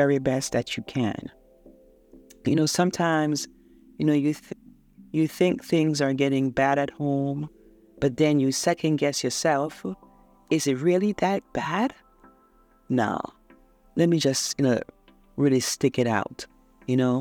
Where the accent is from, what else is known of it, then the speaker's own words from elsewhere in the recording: Jamaica; I'm a third world girl. I was born in Jamaica